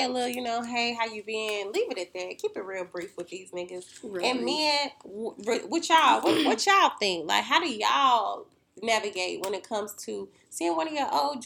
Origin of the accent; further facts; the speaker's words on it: Winston-Salem, North Carolina, United States; We're from Winston-Salem, North Carolina